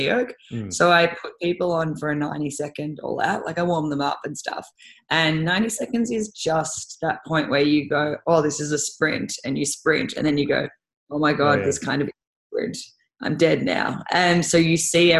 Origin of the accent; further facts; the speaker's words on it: Australia; I'm from Australia.